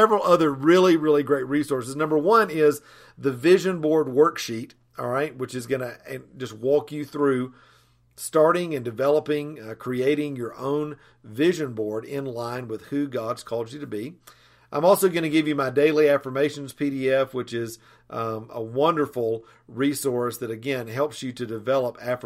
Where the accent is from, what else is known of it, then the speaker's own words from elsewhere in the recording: Asheville, North Carolina, United States; I'm from Asheville, North Carolina